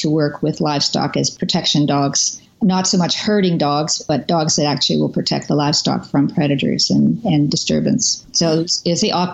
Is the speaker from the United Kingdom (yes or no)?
no; Canada; also born or lived in Kansas; I'm originally from, I am from Canada. I am a Canadian